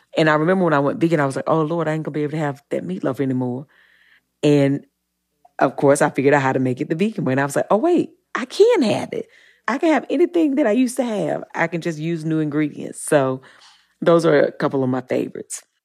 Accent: Eaton, North Carolina, United States; I'm from the South, and I, I grew up in, in Eaton, North Carolina

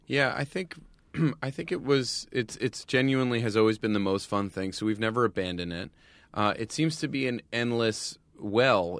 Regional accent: United States; I grew up outside of New York City

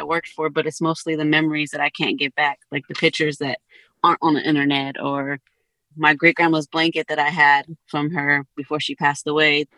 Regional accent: Pittsburg, California, United States; now in Napa, United States; I'm from Pittsburgh, California

